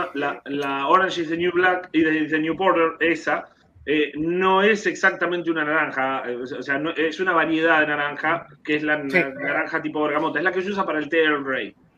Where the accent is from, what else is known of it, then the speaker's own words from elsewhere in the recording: Argentina; moved away as an adult; also born or lived in Germany; now in Puerto Rico; Argentina, del barrio Casero, de donde soy yo